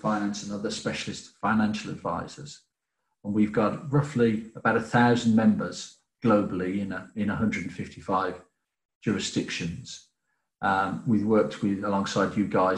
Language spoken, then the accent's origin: English; England, United Kingdom; as an English person